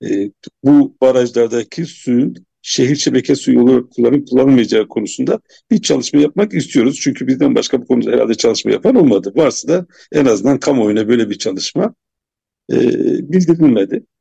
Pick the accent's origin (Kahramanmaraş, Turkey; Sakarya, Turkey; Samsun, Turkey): Kahramanmaraş, Turkey; ben Maraşlı olarak böyle bir çalışmadan haber değilim. Yani Kahramanmaraşlı olarak hangi kullanma suyu kullanacağını ben şu, şu an bilmiyorum.